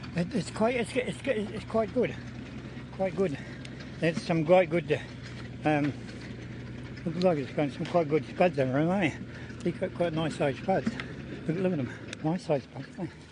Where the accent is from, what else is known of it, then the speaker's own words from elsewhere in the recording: Taranaki, New Zealand; now in Bulls, New Zealand; I'm originally from Taranaki, but I, I live in um, in Bulls uh, in the Rangitikei at the moment